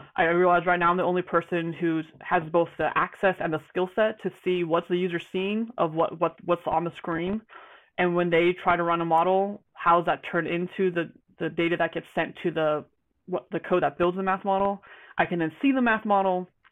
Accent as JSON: {"language": "English", "region": "Georgia", "country": "United States", "moved": "as an adult", "lives_now": "Spokane, United States", "said": "I'm I'm from Georgia, and then I was in the military."}